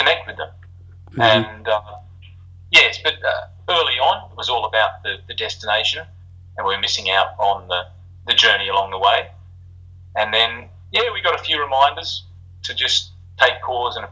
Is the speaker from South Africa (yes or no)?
no; Australia; moved away; we're an Aussie band